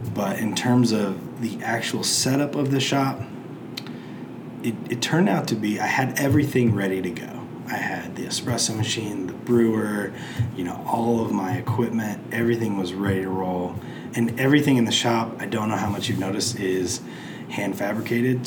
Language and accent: English; Plainfield, United States; my hometown of Plainfield